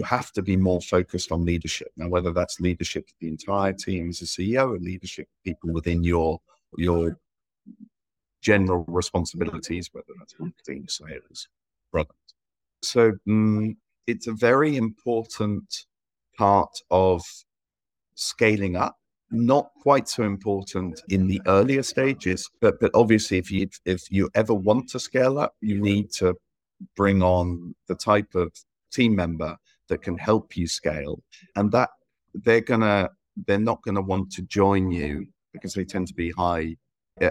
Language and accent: English; England, United Kingdom; also born or lived in Malta; now in Spain; I'm English by nationality. Ended up living in Southern Europe. So I lived between Spain and Malta